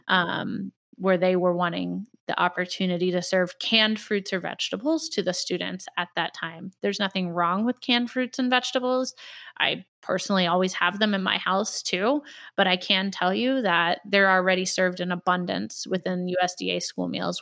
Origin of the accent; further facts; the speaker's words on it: Indianapolis, Indiana, United States; in Indianapolis Public Schools, I'm very involved with, uh, some of the work here in my hometown